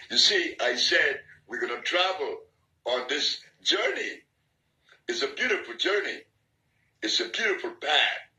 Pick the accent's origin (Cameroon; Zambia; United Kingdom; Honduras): Honduras; Ilanga; also born or lived in New Jersey; I was born here in Honduras in Ilanga, a little village with seven houses. And that little boy is going to grow up in that village until the age of eight.